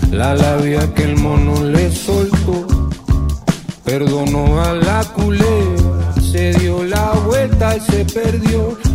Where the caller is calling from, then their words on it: Panama; desde Panamá y estamos sonando acá por Radio Mandinga